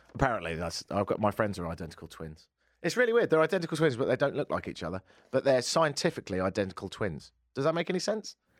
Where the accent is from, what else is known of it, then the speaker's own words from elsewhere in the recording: United Kingdom; now in Edmonton, Canada; I'm British